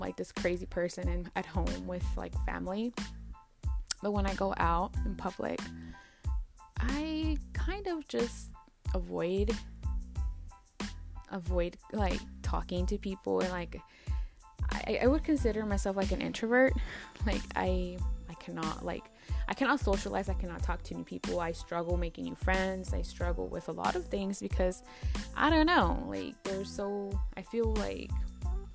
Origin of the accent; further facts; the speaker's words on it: Dallas, Texas, United States; I was born and raised in Dallas, Texas. My parents are from Durango, Mexico